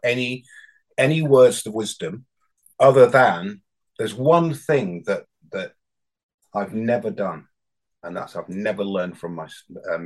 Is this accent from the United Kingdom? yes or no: yes; Bradford, Yorkshire and the Humber, United Kingdom; accent: northern; also born or lived in South of England; now in Hebden Bridge, United Kingdom; I'm from a council estate in Bradford